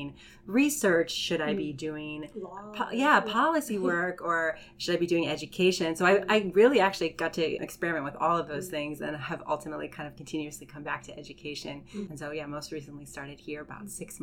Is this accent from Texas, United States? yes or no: no; Hawaii, United States; moved away; I'm originally from Hawaii, and I spent a lot of my childhood surrounded by the water